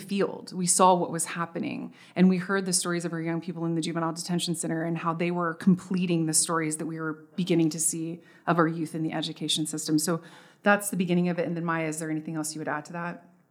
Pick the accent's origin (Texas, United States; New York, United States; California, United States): Texas, United States; I'm from Texas.